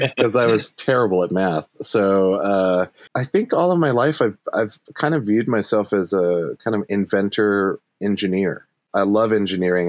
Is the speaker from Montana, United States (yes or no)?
yes; Montana, United States; moved away; also born or lived in Brooklyn / Los Angeles; Montana is super dope because it's it's very very open for possibilities like even in my hometown